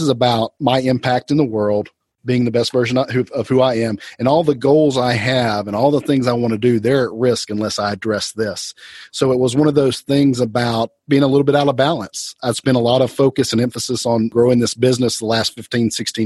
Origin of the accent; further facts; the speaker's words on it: Atlanta, Georgia, United States; also born or lived in Athens, Georgia; I was born in Atlanta, went to school in Athens at the University of Georgia, about an hour away, and came back to Atlanta.